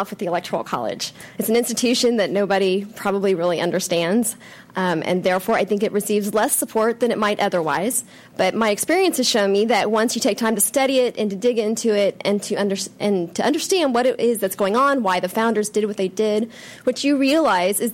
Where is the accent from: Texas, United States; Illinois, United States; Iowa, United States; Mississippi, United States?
Texas, United States; My home state, Texas